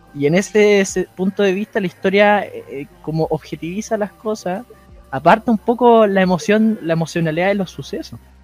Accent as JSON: {"language": "Spanish", "country": "Chile", "said": "uno dudo como chileno"}